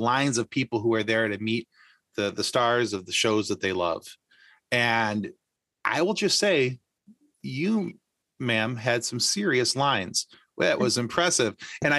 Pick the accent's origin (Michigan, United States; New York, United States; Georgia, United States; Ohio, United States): Michigan, United States; I'm from Michigan.